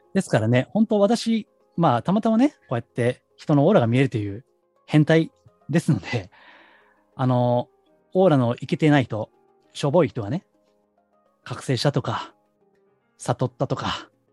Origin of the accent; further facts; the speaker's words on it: Kansai, Japan; accent: Kansai dialect; 私関西人なんでね、出身が